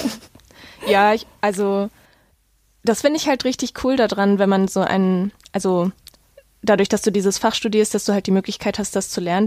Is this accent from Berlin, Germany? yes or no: no; Essen, North Rhine-Westphalia, Germany; in meiner Stadt, wo ich aufgewachsen bin, in Essen